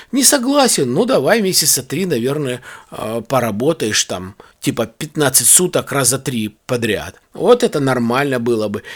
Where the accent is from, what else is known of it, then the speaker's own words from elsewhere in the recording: Balakovo, Saratov Oblast, Russia; у нас, э, есть, э, в городе Балаково